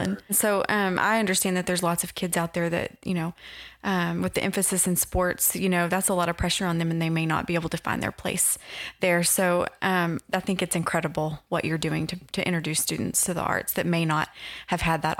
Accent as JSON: {"language": "English", "town": "Odessa", "region": "Texas", "country": "United States", "tie": "born or raised there", "said": "I grew up in Odessa, Texas. I went to Permian High School."}